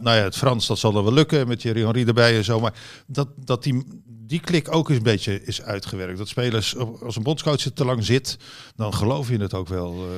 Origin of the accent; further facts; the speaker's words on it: Netherlands; hier in Nederland